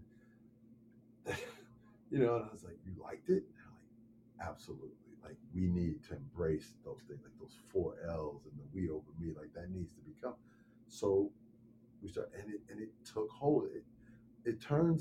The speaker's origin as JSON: {"language": "English", "town": "Chicago", "region": "Illinois", "country": "United States", "tie": "born or raised there", "said": "I'm also born and raised in Chicago"}